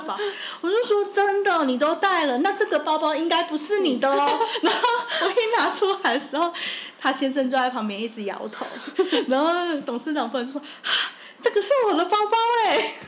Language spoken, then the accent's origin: Chinese; Taiwan; 我们台湾人出门会带好多钱